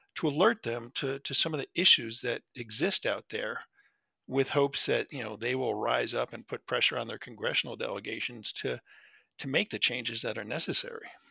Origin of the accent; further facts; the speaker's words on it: New Jersey, United States; I grew up in New Jersey